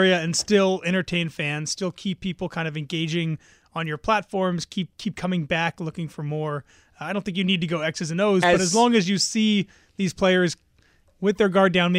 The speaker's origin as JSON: {"language": "English", "region": "New Jersey", "country": "United States", "tie": "born or raised there", "said": "I grew up in North Jersey."}